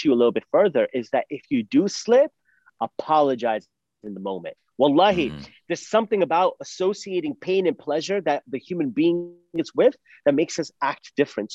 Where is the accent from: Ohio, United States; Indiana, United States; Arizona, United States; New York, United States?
Arizona, United States; Phoenix; I'm from Phoenix, Arizona